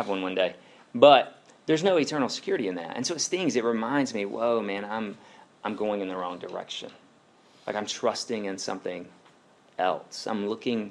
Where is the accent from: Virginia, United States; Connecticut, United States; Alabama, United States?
Alabama, United States; I'm from Alabama